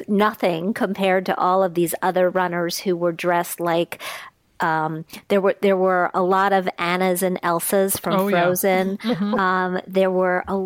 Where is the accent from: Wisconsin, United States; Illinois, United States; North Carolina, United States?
Wisconsin, United States; now in New York area, United States; I spent some time growing up in Wisconsin